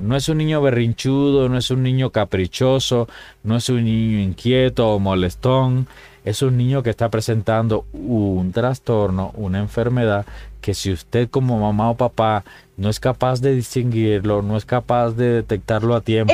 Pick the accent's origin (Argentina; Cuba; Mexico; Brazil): Cuba; moved away; cuando era niño en Cuba